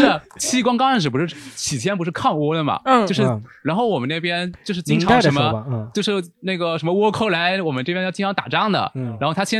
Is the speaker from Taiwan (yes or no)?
no; Taizhou, Zhejiang, China; 西荣记里面就有很多台地台州美食，比如